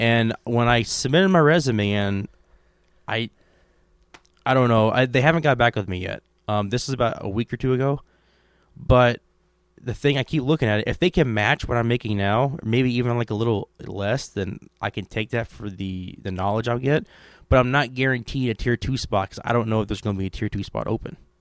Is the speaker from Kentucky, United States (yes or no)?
yes; Kentucky, United States; I'm from Kentucky